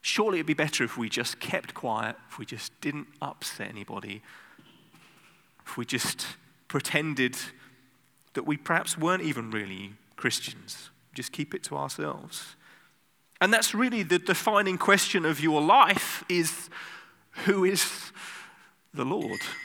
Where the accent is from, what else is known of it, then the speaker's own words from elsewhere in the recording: United Kingdom; now in Netherlands; I'm British